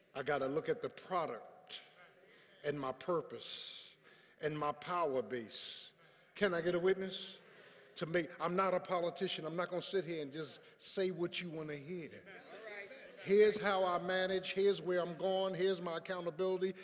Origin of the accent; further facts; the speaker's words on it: Philadelphia, Pennsylvania, United States; moved away as an adult; I grew up in South Philly with tar and pavement.